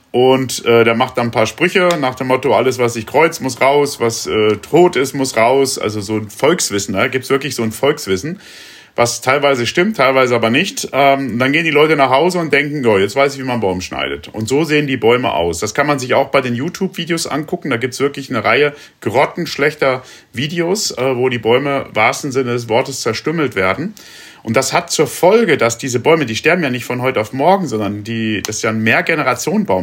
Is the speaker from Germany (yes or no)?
yes; Rinteln, Lower Saxony, Germany; in der Stadt, wo ich groß geworden bin, in Rinteln